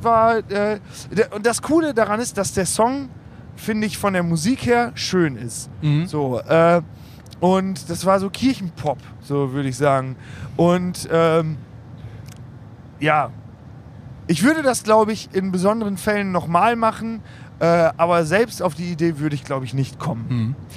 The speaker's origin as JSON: {"language": "German", "town": "Osnabrück", "region": "Lower Saxony", "country": "Germany", "said": "ich komme aus Osnabrück"}